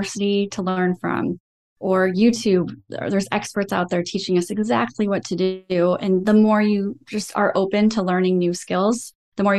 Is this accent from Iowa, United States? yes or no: yes; Iowa, United States; I was also raised in the Midwest, and we're just known for having really great work ethics. I'm from Iowa